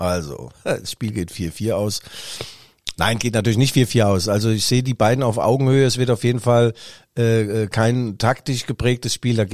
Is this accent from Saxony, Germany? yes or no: yes; Leipzig, Saxony, Germany; Ist zwar gemein als Leipziger, aber ja, da ist mir das Bier näher als die Hose.